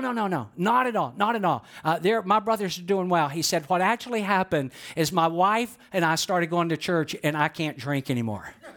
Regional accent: Georgia, United States; I know I'm from Georgia

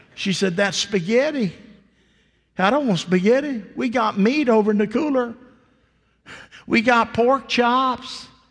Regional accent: the South, United States; I was raised in the South

